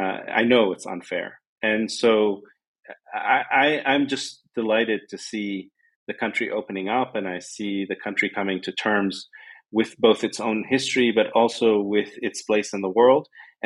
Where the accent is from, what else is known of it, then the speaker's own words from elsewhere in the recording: Lebanon; moved away; also born or lived in Yemen; But I grew up in, I was born and raised in Lebanon, and I experienced the first 9 years of the civil war there.